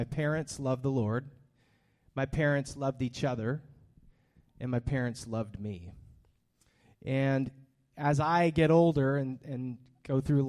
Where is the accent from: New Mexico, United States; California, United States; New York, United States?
California, United States; Hollister; born there; I was born in Hollister, California in 1982